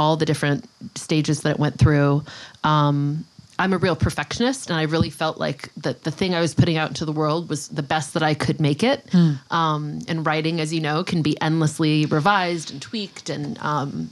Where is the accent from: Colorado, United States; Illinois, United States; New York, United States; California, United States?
California, United States; Los Angeles; moved away as an adult; now in Sag Harbor, United States; I grew up in Los Angeles until college